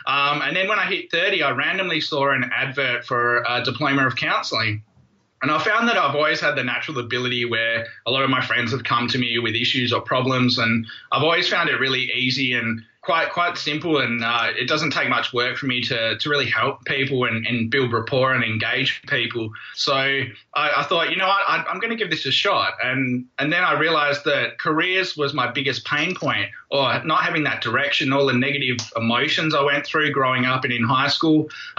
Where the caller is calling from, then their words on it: Perth, Western Australia, Australia; I'm in Perth, Western Australia.